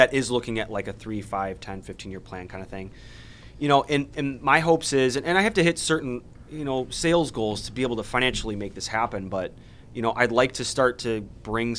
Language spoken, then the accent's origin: English; Chicagoland, Illinois, United States; we all kind of from Chicagoland